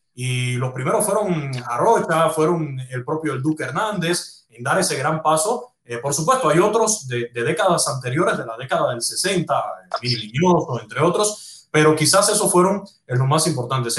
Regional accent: Cuba; moved away as an adult; Yo nací en Cuba, yo viví toda mi juventud y mi Cuba

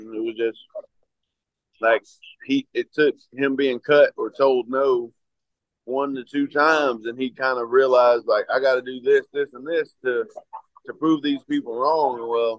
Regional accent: Cleveland, Georgia, United States; And it's, it's in White County in Cleveland, where my hometown is.

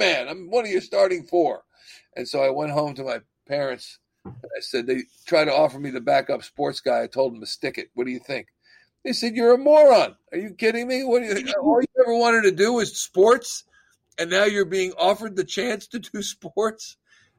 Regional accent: Central New Jersey, United States; moved away as an adult; also born or lived in Boston / Philadelphia area; I'm from Central New Jersey

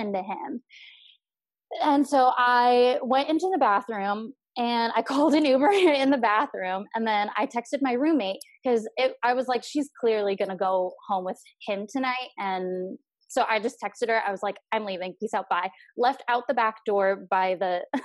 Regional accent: Orange County, California, United States; I grew up in Orange County

